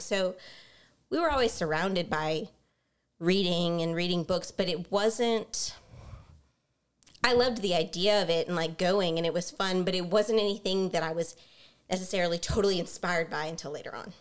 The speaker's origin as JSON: {"language": "English", "town": "Baton Rouge", "region": "Louisiana", "country": "United States", "tie": "born or raised there", "said": "we are both from Baton Rouge, we grew up in Baton Rouge"}